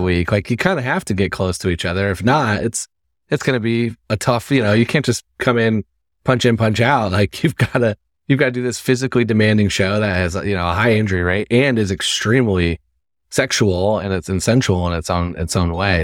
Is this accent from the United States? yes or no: yes; Midwest, United States; I'm from the Midwest, so I'm from a city that sometimes people say that, but I love, I love where I grew up.